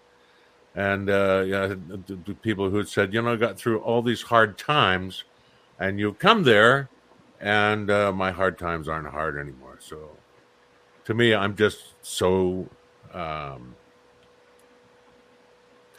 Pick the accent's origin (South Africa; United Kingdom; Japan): United Kingdom; Cornwall, South West England; moved away; from my home, well, not my hometown, but very close to my hometown down in Cornwall